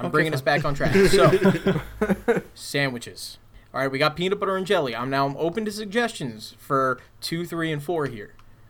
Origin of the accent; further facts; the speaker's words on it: New York, United States; now in New Jersey, United States; I was originally from New York. I grew up there. I would always come down here for the summer